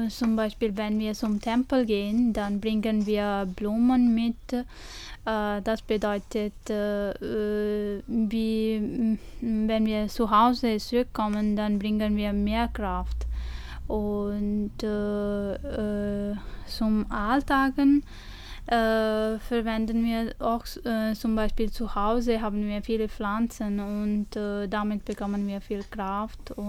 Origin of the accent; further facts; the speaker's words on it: India; German is a second language; now in Germany; ich komme aus Indien und … Und äh, ich wohne hier seit zwei Jahren